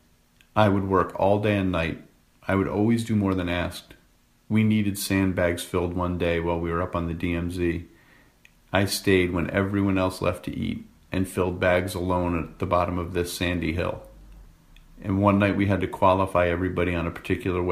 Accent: Rhode Island, United States; my hometown in Rhode Island

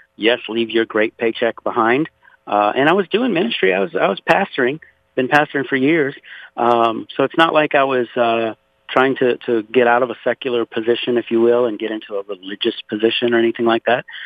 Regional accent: Pointe à la Hache, Louisiana, United States; now in Conroe, United States; I was born and raised in Louisiana, actually 60 miles south of New Orleans, in a place called Point Hash.

